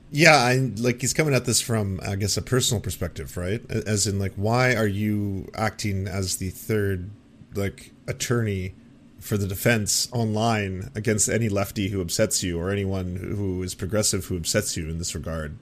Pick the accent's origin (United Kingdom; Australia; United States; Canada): Canada; I'm just a Canadian all up here in the north. We do things different up in this part of the world